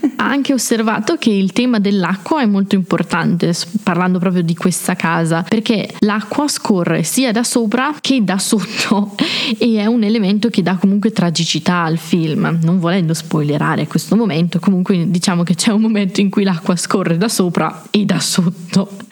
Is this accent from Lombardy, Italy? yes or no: yes; Brescia, Lombardy, Italy; moved away as an adult; now in Trento, Italy; come avete già potuto notare dal mio simpatico accento provengo da Brescia